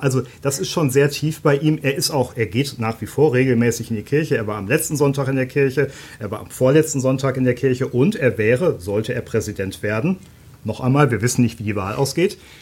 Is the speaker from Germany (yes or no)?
yes; Germany; als Deutscher